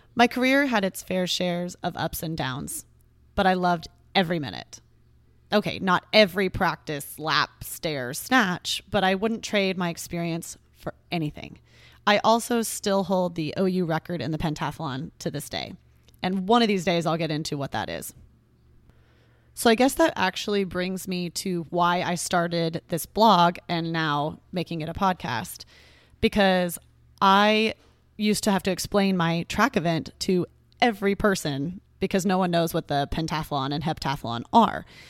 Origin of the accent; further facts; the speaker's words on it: Texas, United States; I grew up in Texas and still live here.